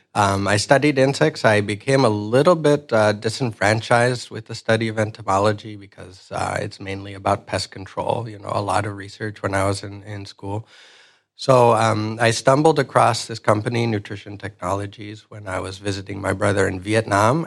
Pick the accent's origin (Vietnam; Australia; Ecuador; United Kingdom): Ecuador; moved away; I'm originally from Ecuador. Um, I grew up in a, a rural area of Ecuador.